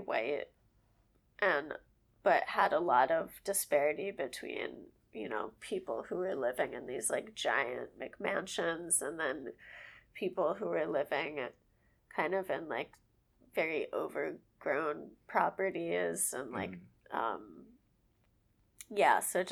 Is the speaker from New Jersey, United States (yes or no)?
no; Dix Hills, New York, United States; also born or lived in Orlando, Florida; now in New York City, United States; I grew up in Dix Hills, which is, like, right on the county line of Suffolk and Nassau County